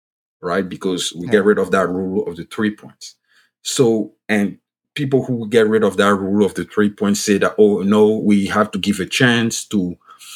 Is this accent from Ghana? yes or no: no; Côte d’Ivoire; first language French; English is a second language; now in United States; I'm originally from Ivory Coast. You can pick from my voice and my accent that I speak French. Like, French is my first language.